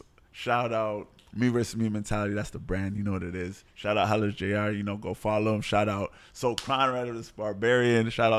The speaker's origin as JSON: {"language": "English", "town": "Montreal", "region": "Quebec", "country": "Canada", "tie": "born there", "said": "I was born in Montreal."}